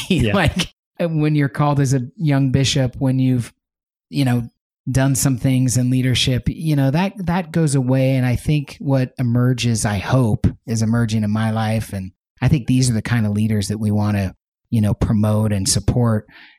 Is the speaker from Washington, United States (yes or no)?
yes; Spokane, Washington, United States; I grew up in Spokane. I moved around a little bit as a youngster, but spent most of my time in the beautiful Pacific Northwest, Spokane, Washington.